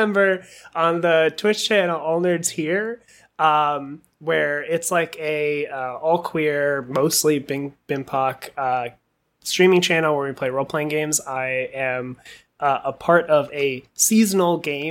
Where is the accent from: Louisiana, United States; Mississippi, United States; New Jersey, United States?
New Jersey, United States; I'm from New Jersey